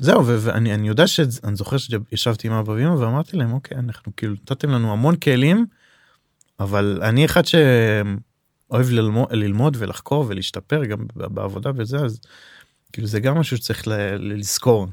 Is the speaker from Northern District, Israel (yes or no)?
yes; Safed, Northern District, Israel; אנחנו גדלנו בצפת שנינו